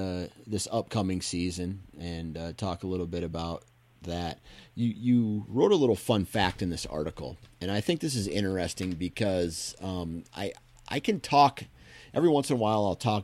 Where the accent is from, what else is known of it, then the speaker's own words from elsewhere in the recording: Iowa, United States; I guess it's just more nostalgic for me because I grew up in Iowa